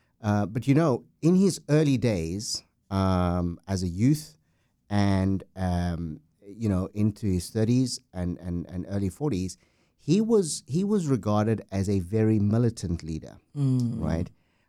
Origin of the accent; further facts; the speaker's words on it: South Africa; Well, you know, South Africa is an amazing country. We have great weather throughout the year.